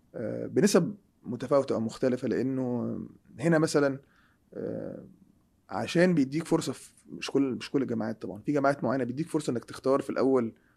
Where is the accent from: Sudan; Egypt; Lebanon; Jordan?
Egypt; moved away; احنا عندنا في مصر